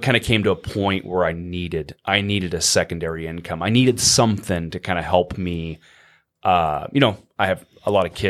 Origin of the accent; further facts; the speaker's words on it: Norfolk, Nebraska, United States; Yeah, originally? I'm from Norfolk.